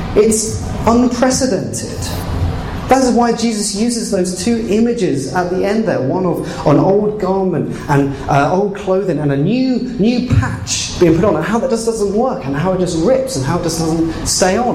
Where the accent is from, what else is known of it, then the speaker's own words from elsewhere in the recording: England, United Kingdom; moved away as an adult; now in Canada; I've, I've, come from England